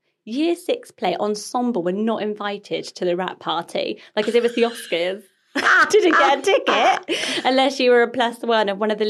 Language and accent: English; Swindon, South West England, United Kingdom; I was born in Swindon